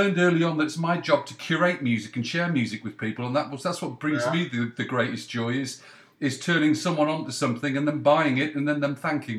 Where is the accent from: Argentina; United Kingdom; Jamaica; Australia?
United Kingdom; Leeds, Yorkshire and the Humber; born there; also born or lived in North West England; Well, I was born in Leeds. I went to Loughborough Grammar School, but most of my family are in Cheshire, the northwest. So I've been quite nomadic, to be frank, Ray. But northwest is my home.